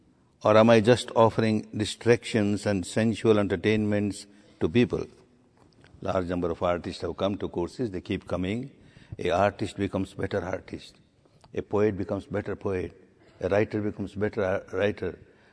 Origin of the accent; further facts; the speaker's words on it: Myanmar; now in India; My third course or fourth course in India when I came from Burma